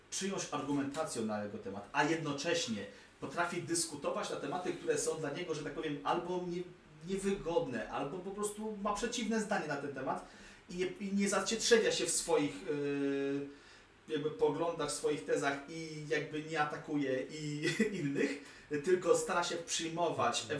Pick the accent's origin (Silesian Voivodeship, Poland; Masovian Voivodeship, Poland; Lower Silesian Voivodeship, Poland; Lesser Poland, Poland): Masovian Voivodeship, Poland; Warsaw; jestem rodowitym warszawiakiem